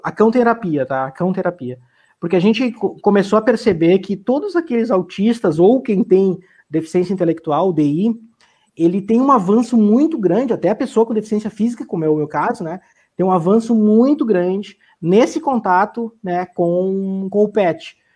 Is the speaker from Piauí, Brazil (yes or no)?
no; Bom Retiro do Sul, Rio Grande do Sul, Brazil; moved away as an adult; also born or lived in Porto Alegre; now in Lajeado, Brazil; Eu sou natural de Bom Retiro do Sul, do interior aí do Vale do Taquari, trabalhando na agricultura.